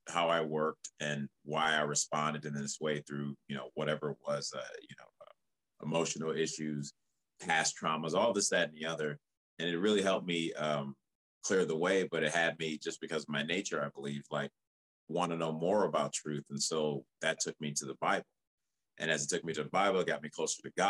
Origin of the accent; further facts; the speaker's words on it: outside of Chicago, Illinois, United States; moved away as an adult; also born or lived in Liberia; now in Los Angeles, United States; a homie that I grew up actually in my hometown, but we didn't meet till we were out here, a hometown outside of Chicago.